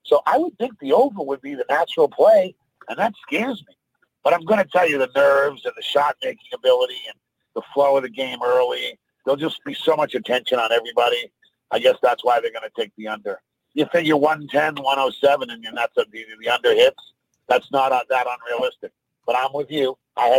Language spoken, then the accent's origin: English; Boston, Massachusetts, United States; I grew up in Boston.